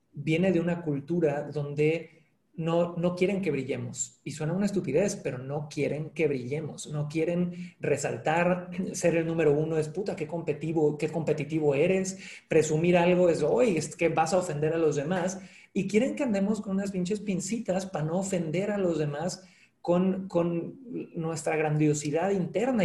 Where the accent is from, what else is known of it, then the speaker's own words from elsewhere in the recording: Cancún, Quintana Roo, Mexico; yo nací en Cancún, eh, de padre chileno, madre mexicana